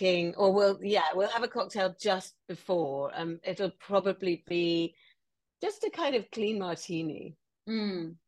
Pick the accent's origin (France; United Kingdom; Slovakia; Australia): United Kingdom; England; as an English woman, I feel like that represents my Englishness